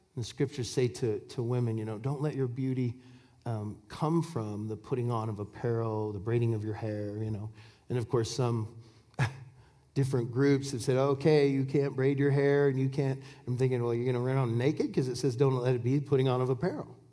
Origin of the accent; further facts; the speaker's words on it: Washington, United States; I'm from Washington State, and, and apples grow over there. And, and uh, we, I, you know, when I, we bought a farm when I was just two years old